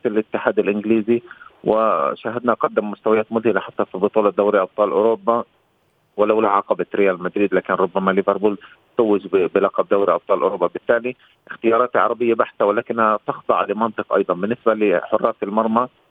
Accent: Palestine; كفلسطيني وكعربي

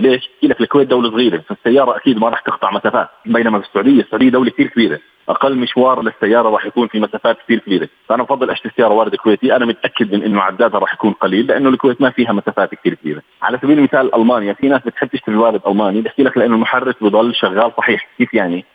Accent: Jordan; احنا عندنا في الاردن

